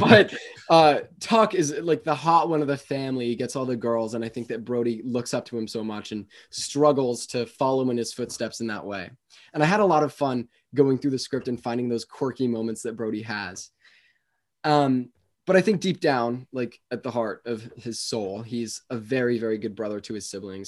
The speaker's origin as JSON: {"language": "English", "town": "Westport", "region": "Connecticut", "country": "United States", "tie": "born or raised there", "said": "I grew up in, um, well, I'm still here, but I'm in Westport, Connecticut"}